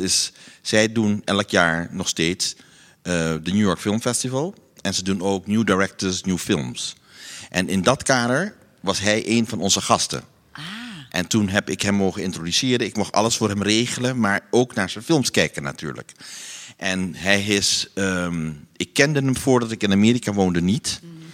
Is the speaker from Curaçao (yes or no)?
yes; Curaçao; moved away as an adult; now in Amsterdam, Netherlands; ik ben geboren op Curaçao